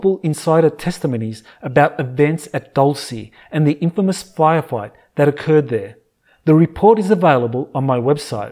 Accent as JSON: {"language": "English", "country": "Australia", "said": "my home country of Australia"}